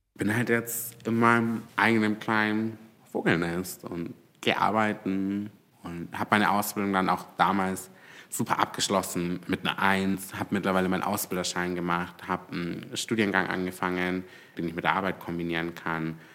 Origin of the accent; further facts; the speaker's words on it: Augsburg, Bavaria, Germany; als gebürtiger Augsburger war die Fuggerei das Standardbesuchsziel für Wandertage